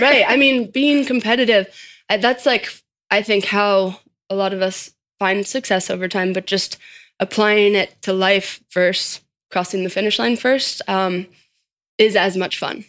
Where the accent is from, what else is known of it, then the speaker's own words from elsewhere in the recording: Boulder, Colorado, United States; I grew up in Boulder, Colorado